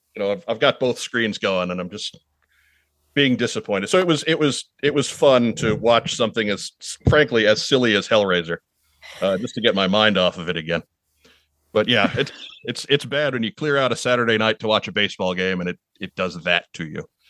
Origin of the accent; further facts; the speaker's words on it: Long Island, New York, United States; moved away; also born or lived in Midwest; I'm from Long Island